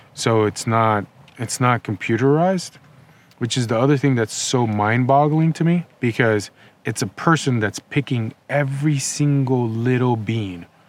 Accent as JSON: {"language": "English", "country": "Nicaragua", "tie": "born or raised there", "also_born_or_lived": "Los Angeles, United States", "moved": "as an adult", "lives_now": "United States", "said": "I grew up in Nicaragua. Um, I moved to the United States in 2005"}